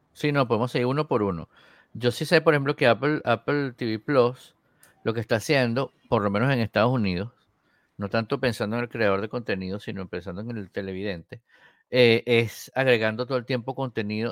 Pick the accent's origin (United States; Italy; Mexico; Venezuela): Venezuela; Yo antes veía béisbol cuando era pequeño en Venezuela